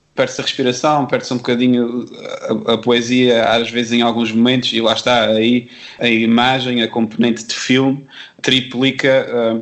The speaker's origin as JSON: {"language": "Portuguese", "area": "Terceira Island", "region": "Azores", "country": "Portugal", "accent": "Terceira", "said": "sou da Ilha Terceira que é uma ilha que, apesar de não ter o sotaque que é habitualmente chamado da açoriano, que normalmente as pessoas ligam isto a, a, a, ao sotaque Michelense também é uma ilha que também tem um sotaque forte."}